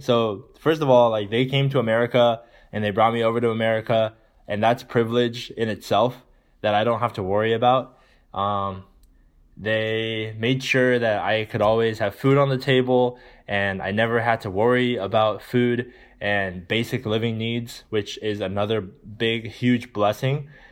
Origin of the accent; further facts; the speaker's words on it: California, United States; growing up in California in a good neighborhood